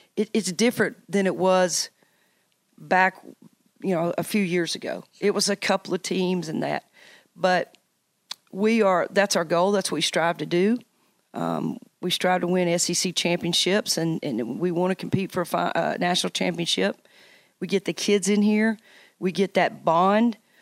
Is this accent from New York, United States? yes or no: no; Knoxville, Tennessee, United States; also born or lived in Virginia / Nebraska; this being my hometown